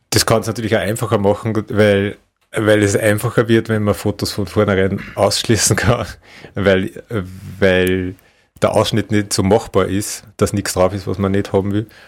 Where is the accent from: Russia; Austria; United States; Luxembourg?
Austria; Upper Austria; Das ist so der Hausberg von Linz. Ähm, also ganz nähe meiner Heimat